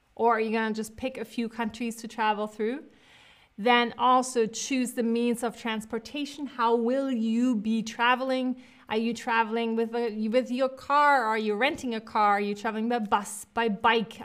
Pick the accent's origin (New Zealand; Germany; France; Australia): Germany; Cologne, North Rhine-Westphalia; moved away; Cologne, I was born in Cologne